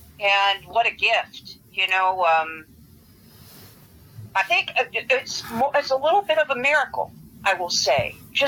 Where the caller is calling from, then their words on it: Los Angeles, California, United States; San Fernando Valley in Los Angeles.